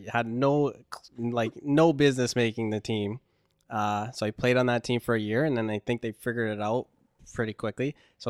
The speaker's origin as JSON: {"language": "English", "region": "Massachusetts", "country": "United States", "tie": "born or raised there", "said": "Massachusetts is one of the biggest hockey places in, yeah, the country. And like my hometown rink had 8 sheets of ice in the one building."}